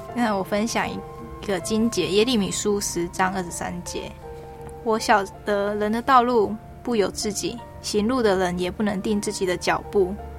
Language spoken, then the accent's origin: Chinese; Taiwan; also born or lived in Auckland, New Zealand; 我是从台湾来的